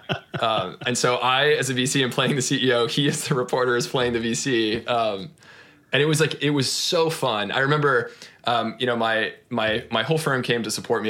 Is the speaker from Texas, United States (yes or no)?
yes; Austin, Texas, United States; I grew up in in Austin, Texas